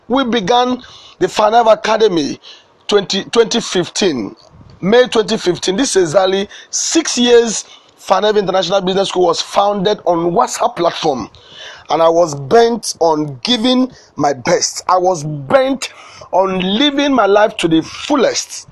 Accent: Ebonyi, Nigeria; also born or lived in Ohaozara; now in Lagos, Nigeria; I was born in Nigeria.

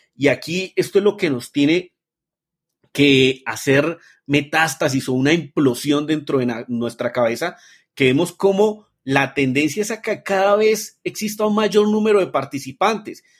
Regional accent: Colombia; nací en Colombia.

